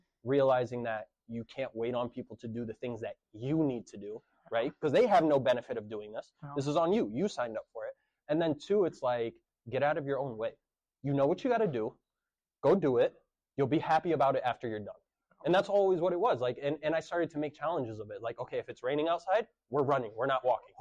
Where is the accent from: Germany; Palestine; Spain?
Palestine; Jerusalem; now in United States; I was born in Jerusalem, have Palestinian citizenship